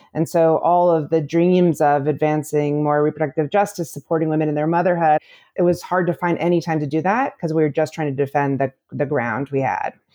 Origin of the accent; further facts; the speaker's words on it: Illinois, United States; also born or lived in Michigan; I am from the Midwest. I grew up in Illinois